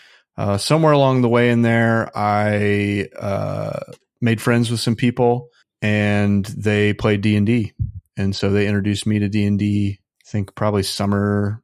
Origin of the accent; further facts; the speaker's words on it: Midwest, United States; Well, I grew up in the Midwest, so conservatism is pretty dominant there, yeah, at least where I was.